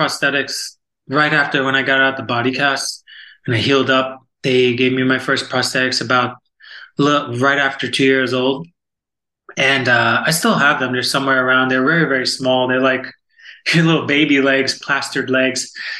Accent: Florida, United States; also born or lived in New York / Virginia Beach; I'm from Florida, originally from New York, well, born in Virginia Beach

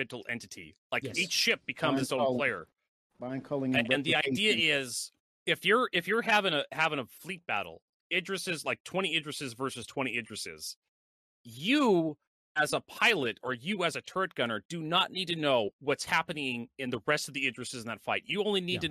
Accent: Washington, United States; I'm from Washington State

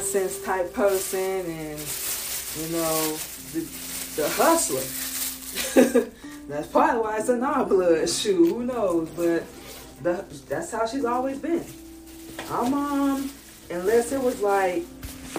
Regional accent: Florida, United States; moved away as an adult; also born or lived in Georgia; now in Atlanta, United States; moving from Georgia to Florida, growing up in Florida

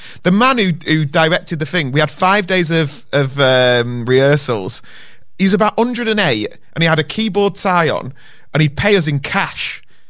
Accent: United Kingdom; Yeah, not and as British though, people, we're like.

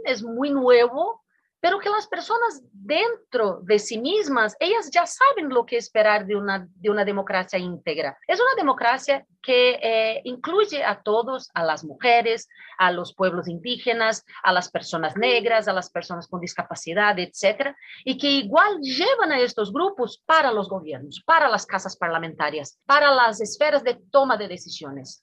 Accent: Brazil

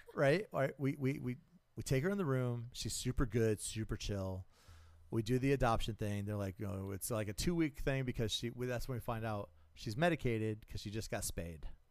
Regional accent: South Carolina, United States; moved away; I grew up in South Carolina

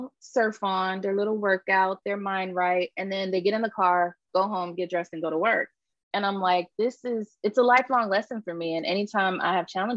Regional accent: Florida, United States; moved away; I'm from Florida. And so I've been wanting to go home

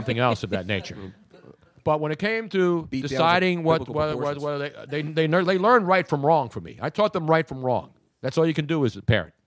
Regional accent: Philadelphia, Pennsylvania, United States; I'm from South Philly

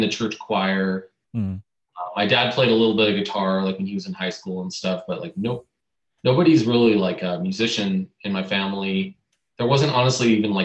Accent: San Francisco Bay Area, California, United States; moved away as an adult; now in Burbank, United States; Currently I live in Burbank, California, down here near LA, and born and raised in the Bay Area

